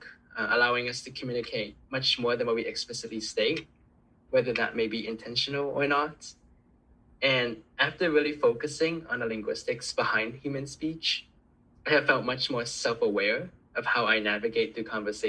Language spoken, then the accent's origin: English; South Florida, United States; first language Cantonese; English is a second language; Hispanic culture that I've seen growing up in South Florida